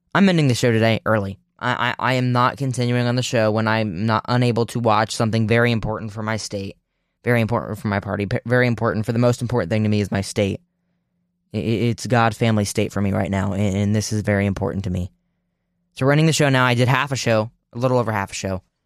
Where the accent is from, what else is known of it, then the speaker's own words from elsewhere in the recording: Ohio, United States; Ohio 'cause that's my home state